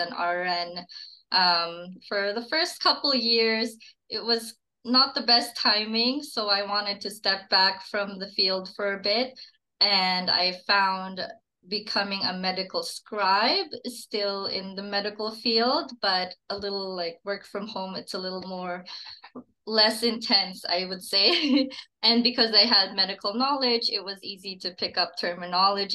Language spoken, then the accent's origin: English; Philippines; now in Calgary, Canada; I moved here from the Philippines